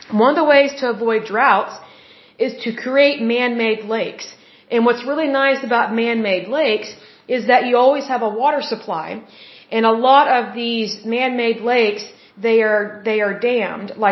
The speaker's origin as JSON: {"language": "English", "region": "Oklahoma", "country": "United States", "said": "Being that I am originally from Oklahoma"}